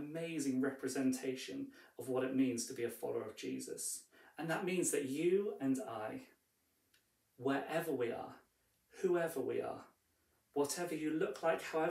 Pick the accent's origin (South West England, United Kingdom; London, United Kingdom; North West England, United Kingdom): South West England, United Kingdom; Bristol; I was born in Bristol, but I'm not primarily a Bristolian.